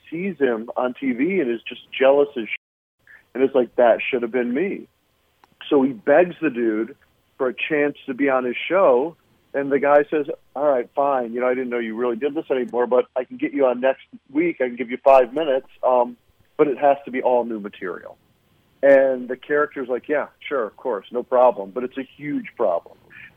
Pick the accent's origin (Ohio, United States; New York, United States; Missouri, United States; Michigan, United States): Michigan, United States; Flint; moved away as an adult; also born or lived in San Francisco; I grew up in Flint, Michigan, where much of the movie is based.